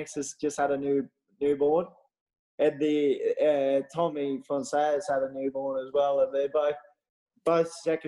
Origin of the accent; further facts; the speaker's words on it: Australia; moved away; Just stuff that I grew up doing in Australia